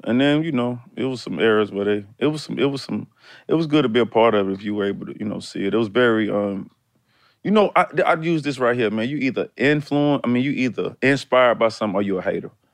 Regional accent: Decatur, Georgia, United States; also born or lived in College Park, Georgia / Atlanta; I'm really like from Decatur up to eighth grade. I left Decatur in eighth grade going to really my ninth grade year, and I moved to College Park.

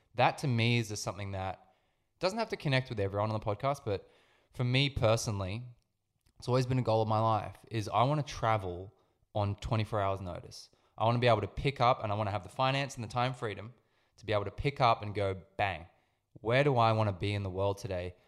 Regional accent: Sydney, New South Wales, Australia; I grew up in Sydney

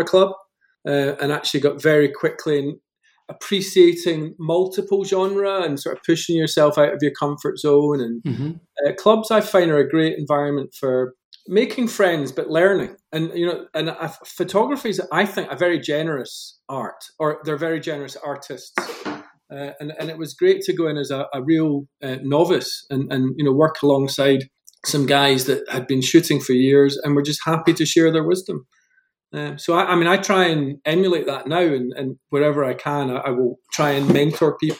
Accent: Scotland, United Kingdom; moved away as an adult; now in Colorado, United States; born and bred in Scotland. We moved to Colorado in 2015.

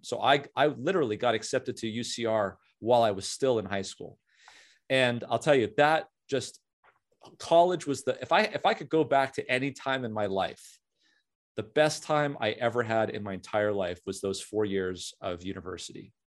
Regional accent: Southern California, United States; also born or lived in Canada; a beautiful town in Southern California, uh, had a very old high school, very, uh, lot of tradition. And the, the, about a thousand kids in my high school class

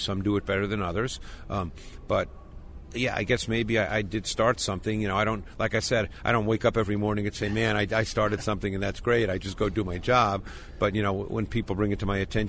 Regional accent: New York City, New York, United States; I grew up in Queens in New York

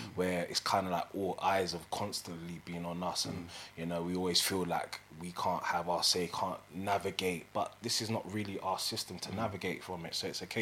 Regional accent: London, United Kingdom; I grew up in Northwest London. I grew up in Kingsbury

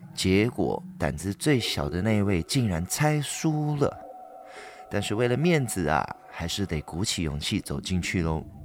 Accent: Ipoh, Perak, Malaysia; 在我的家乡怡保有一个运动公园，叫做 Polo Ground

